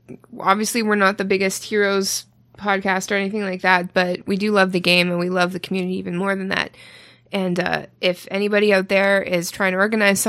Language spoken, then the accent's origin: English; Canada; for anybody who's where I am from specifically in Canada, …'s …. Because I am from the Valley.